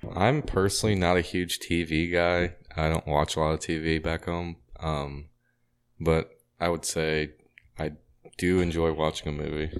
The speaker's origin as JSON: {"language": "English", "town": "Gillespie", "region": "Illinois", "country": "United States", "tie": "born or raised there", "said": "I grew up in Gillespie, Illinois"}